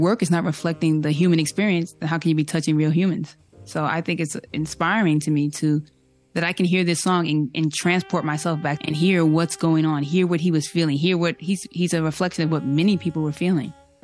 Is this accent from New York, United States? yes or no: yes; New York, United States; I'm from New York